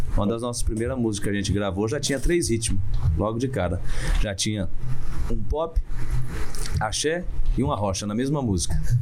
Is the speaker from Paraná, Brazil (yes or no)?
yes; Ivaté, Paraná, Brazil; eu sou de Ivaté, que é uma cidade que fica a 120 quilômetros do, do Paraguai